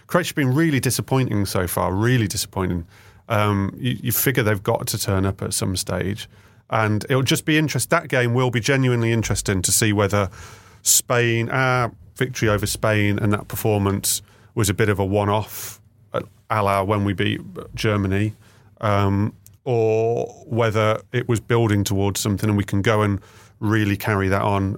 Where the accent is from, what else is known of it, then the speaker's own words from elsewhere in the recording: the Midlands, England, United Kingdom; I'm from the Midlands